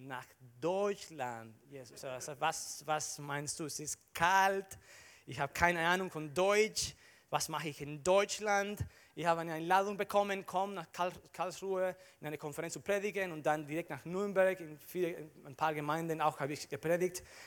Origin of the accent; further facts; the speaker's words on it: Dominican Republic; German is a second language; moved away as an adult; also born or lived in Barcelona, Spain; now in Germany; ich komme aus der Dominikanischen Republik